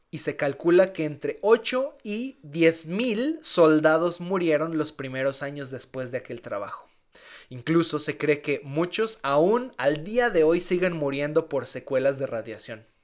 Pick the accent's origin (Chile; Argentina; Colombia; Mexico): Mexico; Entonces, casi que como mexicanos, mira, con una peda se te quita.